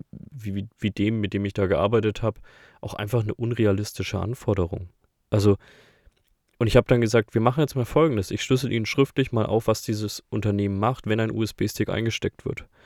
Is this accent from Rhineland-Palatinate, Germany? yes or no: no; Bavaria, Germany; Das verwirrt mich als Bayer eher am meisten.